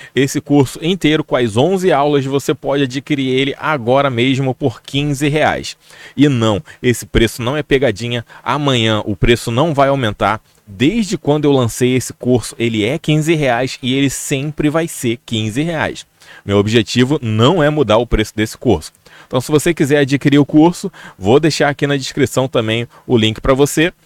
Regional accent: Rio de Janeiro, Brazil; aqui no Rio de Janeiro, porque eu sou do Rio de Janeiro

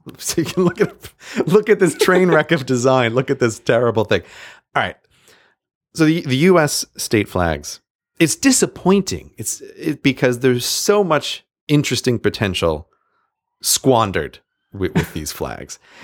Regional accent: New York, United States; New York, my home state

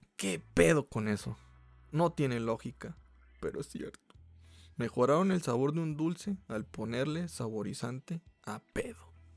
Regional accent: Mexico; como buen mexicano

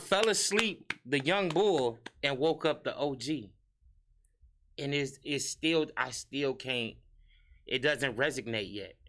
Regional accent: Harvey, Illinois, United States; moved away as an adult; also born or lived in Chicago / Indianapolis / Atlanta; I'm from Harvey World, U S A.

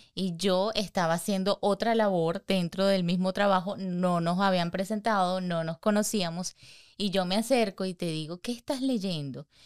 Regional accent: Venezuela; somos dos venezolanas

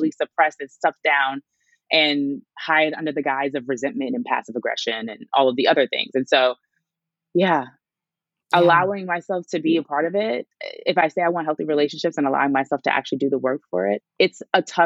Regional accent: New York City, New York, United States; I grew up in Brooklyn

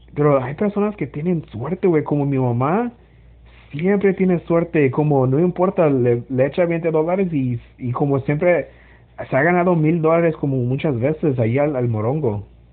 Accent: Los Angeles, California, United States; las personas que somos de Los Ángeles nosotros no vivimos como en el centro de Los Ángeles

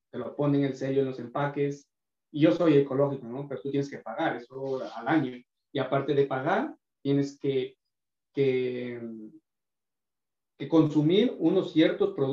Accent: Ecuador; born there; Sí, exactamente, estoy hablando de, mi pueblo, de mi provincia.

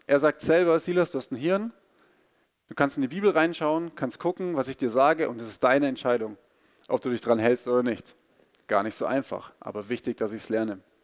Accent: Bavaria, Germany; ich bin in Bayern aufgewachsen und bin auch Bayer

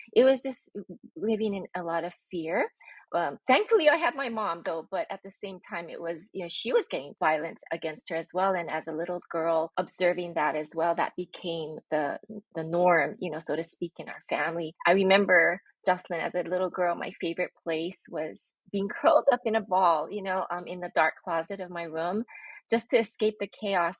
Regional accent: Honolulu, Hawaii, United States; I'm born and raised in Honolulu, Hawaii

